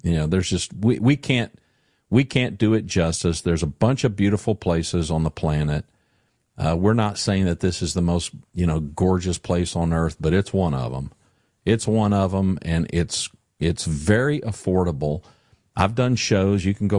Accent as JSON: {"language": "English", "region": "Louisiana", "country": "United States", "tie": "born or raised there", "said": "I grew up in Louisiana, and I grew up around big, tall pine trees and whatnot. But, yeah, ain't no mountains in Louisiana."}